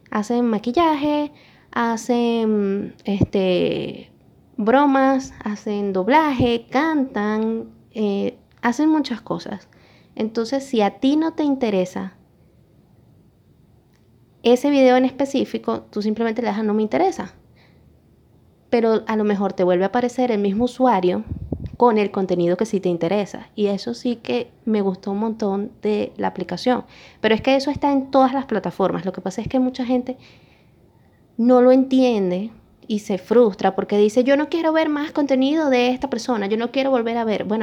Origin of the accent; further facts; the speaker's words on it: Venezuela; todos eran venezolanos, yo soy venezolana.